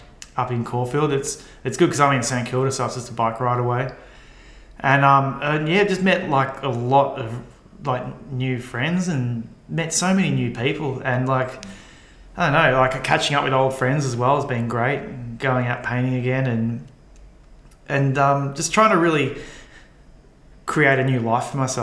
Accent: Colombia; I mean, so I come from Colombia and I was in Panama.

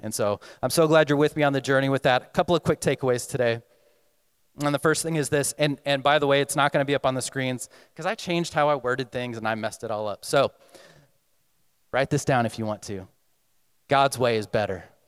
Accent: Texas, United States; moved away; I'm coming from Texas

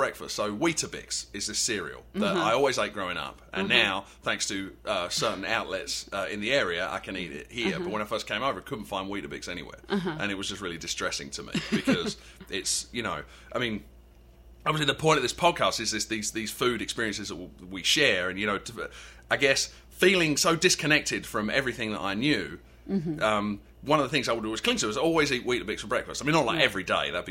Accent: Canvey Island, East of England, United Kingdom; moved away as an adult; now in North Carolina, United States; I grew up on Canvey Island, which is an island in the estuary of the Thames

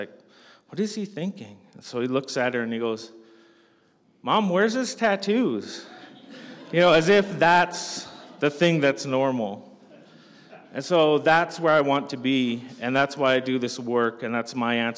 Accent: Canada; I'm from Canada

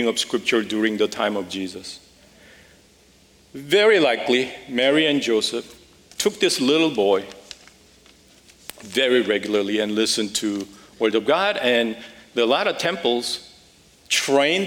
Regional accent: Seoul, South Korea; moved away as an adult; also born or lived in Las Vegas, United States / Los Angeles, United States; now in United States; I grew up in Seoul, a wonderful family, and moved to the U.S. when I was about 18

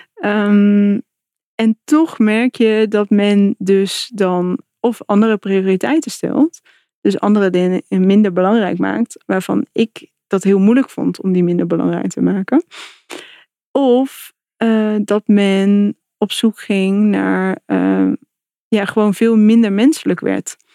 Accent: North Brabant, Netherlands; moved away as an adult; also born or lived in England / Germany / Amsterdam; ik kom uit Brabant

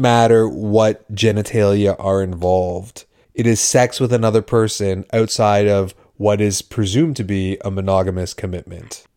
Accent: Canada; we are Canadian

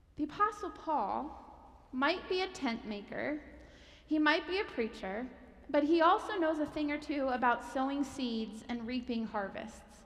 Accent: Pennsylvania, United States; moved away; I'm from Pennsylvania

